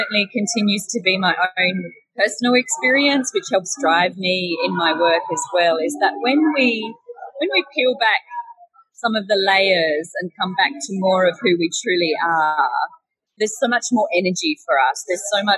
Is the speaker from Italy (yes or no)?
no; Australia; moved away as an adult; now in Bali, Indonesia; So I am an Australian and I'm now living in Bali